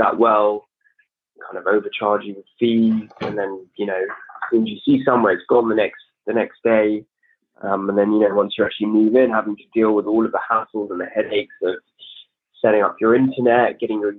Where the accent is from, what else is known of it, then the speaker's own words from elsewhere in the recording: London, United Kingdom; I was born and raised in London, Northwest London